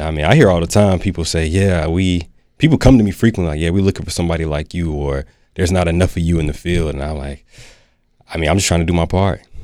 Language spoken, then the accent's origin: English; Durham, North Carolina, United States; born and raised in Durham, North Carolina